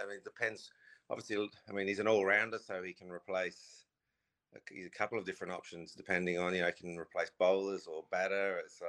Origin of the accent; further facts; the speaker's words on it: England, United Kingdom; As an Englishman, you don't like seeing him